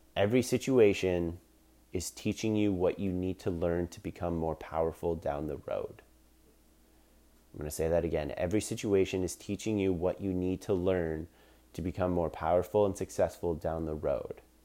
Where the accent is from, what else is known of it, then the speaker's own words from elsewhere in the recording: Collingwood, Ontario, Canada; in my hometown in Collingwood, Ontario, Canada